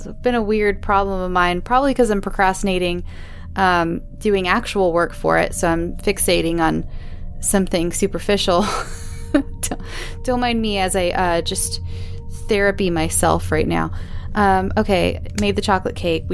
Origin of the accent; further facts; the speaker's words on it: Southern California, United States; accent: Southern California; my Southern California accent